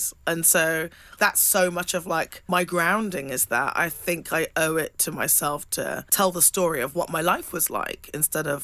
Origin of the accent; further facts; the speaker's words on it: England, United Kingdom; growing up in England